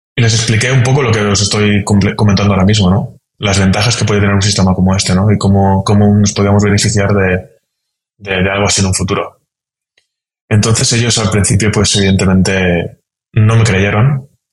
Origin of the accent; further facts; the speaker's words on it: a town near Valencia, Valencian Community, Spain; moved away as an adult; now in Vienna, Austria; Soy de Valencia. Soy original de un pueblo cercano a Valencia